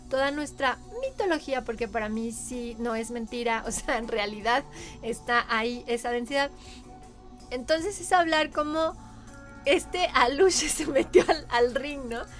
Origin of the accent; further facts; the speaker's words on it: Mexico; somos todos lo mismo, somos mexicanos